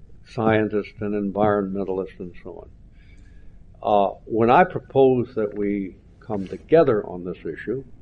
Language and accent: English; Alabama, United States; I'm a native son. I'm from Alabama.